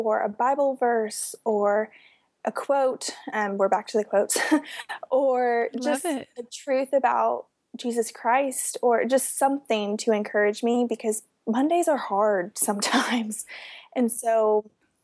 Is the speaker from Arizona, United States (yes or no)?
no; West Palm Beach, Florida, United States; I'm from West Palm Beach